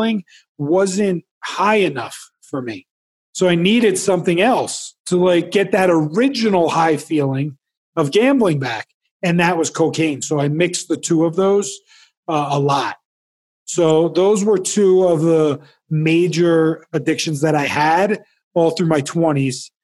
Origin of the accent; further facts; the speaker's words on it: New Jersey, United States; I grew up in New Jersey